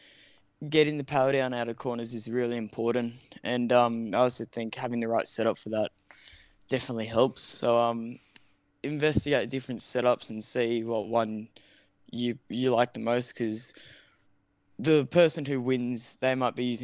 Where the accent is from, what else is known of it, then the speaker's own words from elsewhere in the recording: Australia; I'm Australian